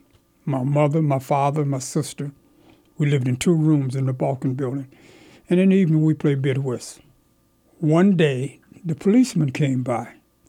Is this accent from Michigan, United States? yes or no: yes; Pontiac, Michigan, United States; now in Lehigh Valley, United States; when I grew up in Pontiac, my daddy was called Big Beach, and I was called …